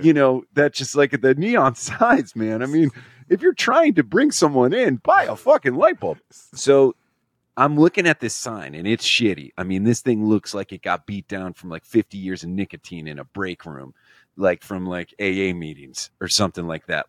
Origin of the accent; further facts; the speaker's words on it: Scranton, Pennsylvania, United States; I'm from Scranton, Pennsylvania